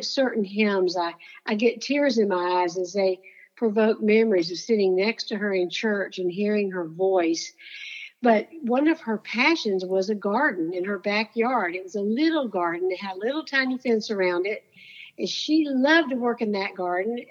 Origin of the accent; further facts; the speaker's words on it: Florida, United States; I grew up in Florida